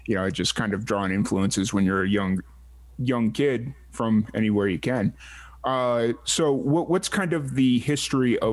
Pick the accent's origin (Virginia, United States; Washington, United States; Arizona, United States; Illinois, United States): Illinois, United States; Chicago; now in Central Texas, United States; I'm actually born and raised in South Chicago, right on the Indiana border